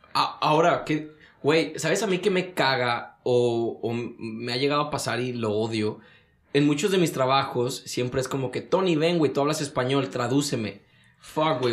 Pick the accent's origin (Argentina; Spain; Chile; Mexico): Mexico; moved away as an adult; now in United States; soy mexicano